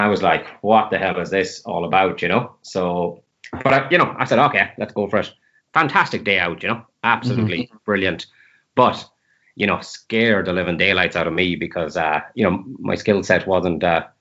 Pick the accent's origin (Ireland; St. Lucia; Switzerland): Ireland; Limerick, Munster; also born or lived in Scotland; now in Galway, Ireland; So I'm living in Galway now. I'm from Limerick originally